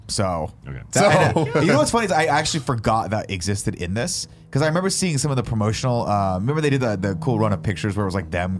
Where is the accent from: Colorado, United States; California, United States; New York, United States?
California, United States; Riverside; when I grew up in Riverside, California.